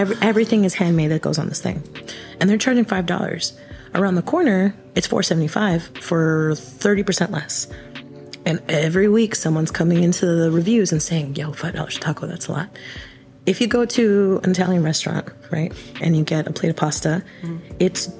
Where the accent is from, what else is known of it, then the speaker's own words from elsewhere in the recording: Guatemala; now in United States; So I'm from Guatemala, and there's a handful.